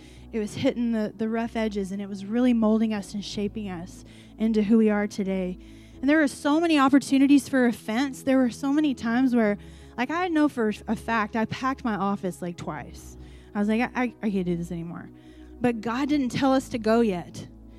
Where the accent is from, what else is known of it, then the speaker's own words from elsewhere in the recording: Iran; I mean, like, I'm from Iran. Do you even know where that is?